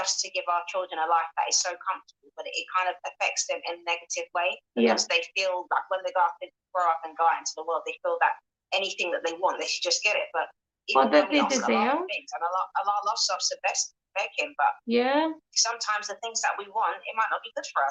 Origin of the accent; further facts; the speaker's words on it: London, United Kingdom; moved away as an adult; now in Newcastle, United Kingdom; I'm from London, I grew up there